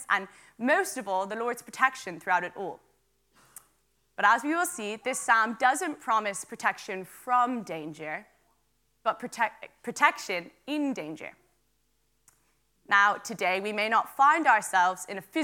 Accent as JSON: {"language": "English", "town": "Wicklow", "region": "Leinster", "country": "Ireland", "also_born_or_lived": "Dublin", "said": "I am from Wicklow, and I'm also a student in UCD in Dublin."}